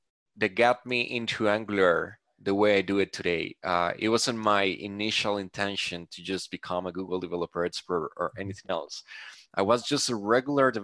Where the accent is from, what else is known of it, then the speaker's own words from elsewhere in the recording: Colombia; I am from Colombia